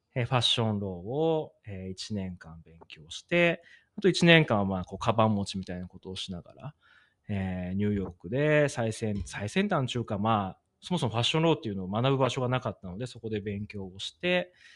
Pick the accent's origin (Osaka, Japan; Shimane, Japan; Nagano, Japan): Nagano, Japan; 長野出身